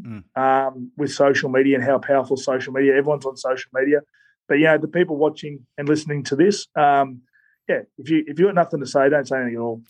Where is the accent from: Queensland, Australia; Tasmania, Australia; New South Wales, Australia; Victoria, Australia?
Queensland, Australia; I'm from Queensland